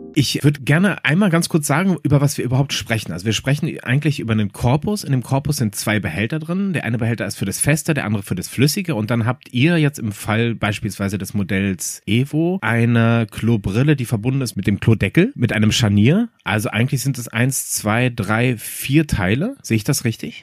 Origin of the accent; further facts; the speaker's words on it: Berlin, Germany; ich bin aus Berlin